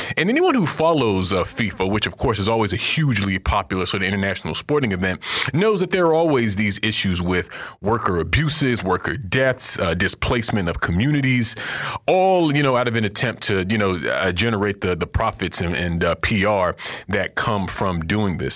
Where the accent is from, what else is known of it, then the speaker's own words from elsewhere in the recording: Florida, United States; now in Washington, D.C., United States; my home state of Florida